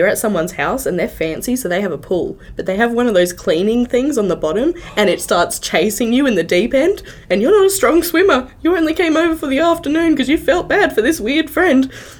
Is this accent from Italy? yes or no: no; Sydney, New South Wales, Australia; Growing up in Sydney on Halloween, like all the kids would do it.